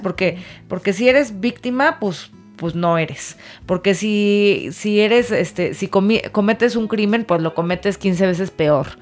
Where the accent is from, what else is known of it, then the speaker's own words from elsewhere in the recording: Mexico; como mexicanos